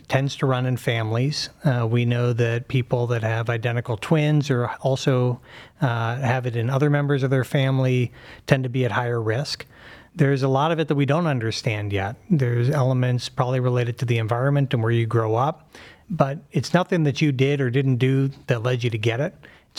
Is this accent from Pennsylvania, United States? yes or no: yes; Pittsburgh, Pennsylvania, United States; moved away as an adult; also born or lived in Philadelphia; now in Cleveland, United States; Grew up in Pittsburgh